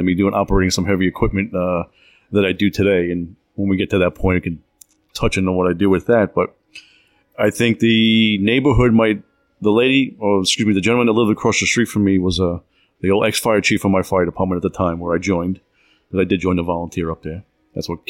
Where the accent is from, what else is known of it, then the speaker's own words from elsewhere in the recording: Smithtown, New York, United States; moved away; I was born in Long Island, New York, Smithtown area is where I grew up.